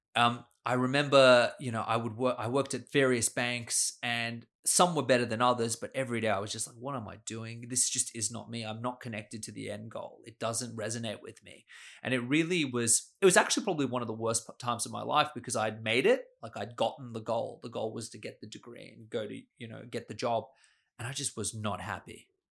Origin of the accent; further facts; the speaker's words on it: Sydney, New South Wales, Australia; also born or lived in Austria; I grew up here in Sydney.